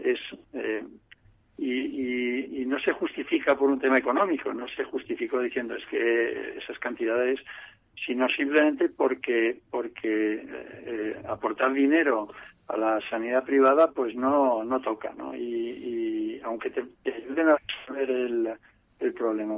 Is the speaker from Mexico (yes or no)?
no; Spain; como español